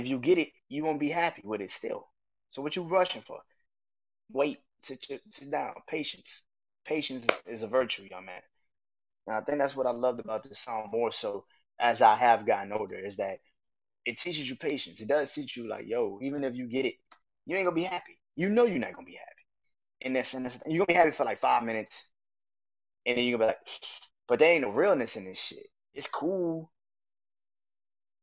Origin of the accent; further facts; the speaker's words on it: New Orleans, Louisiana, United States; I remember growing up in New Orleans